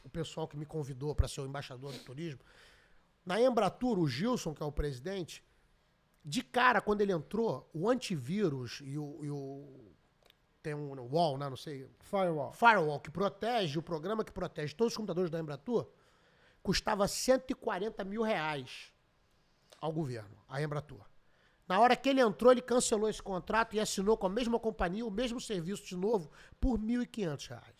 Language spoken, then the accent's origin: Portuguese; Brazil; quando eu sou brasileiro, quando eu, ouço, quando eu escuto a palavra trabalho, me dá coceira no corpo inteiro.